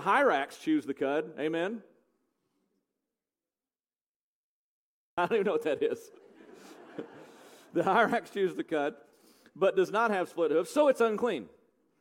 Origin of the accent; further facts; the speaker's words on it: United States; because I'm an American. I was raised on eating bacon